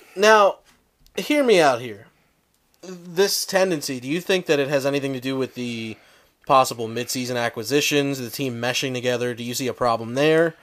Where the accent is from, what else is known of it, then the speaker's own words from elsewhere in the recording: Philadelphia, Pennsylvania, United States; I'm from Philly